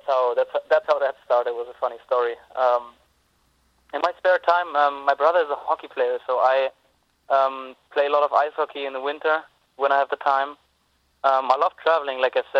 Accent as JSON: {"language": "English", "town": "Cologne", "region": "North Rhine-Westphalia", "country": "Germany", "tie": "born or raised there", "also_born_or_lived": "Des Moines", "moved": "as an adult", "said": "I'm a huge Cologne fan. It's my hometown."}